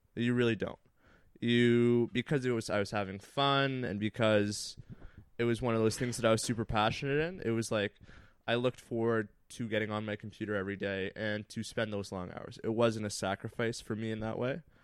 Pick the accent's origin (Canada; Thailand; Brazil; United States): Canada; Thunder Bay, Ontario; moved away; I had grown up playing hockey all my life. I'm from Thunder Bay, very small town in Northern Ontario